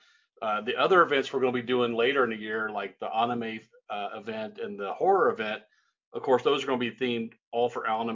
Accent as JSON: {"language": "English", "region": "Indiana", "country": "United States", "tie": "born or raised there", "moved": "yes", "lives_now": "El Paso, United States", "said": "when I grew up in Indiana"}